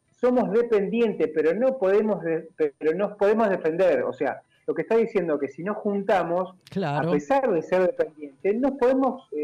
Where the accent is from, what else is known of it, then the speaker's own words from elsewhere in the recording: Argentina; Somos todos argentinos, vamos para adelante porque pensamos lo queremos lo mismo